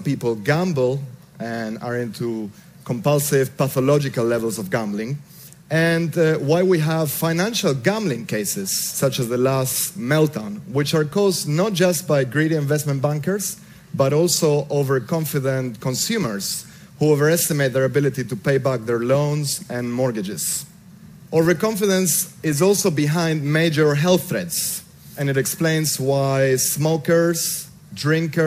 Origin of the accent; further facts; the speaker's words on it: Argentina; I grew up in Argentina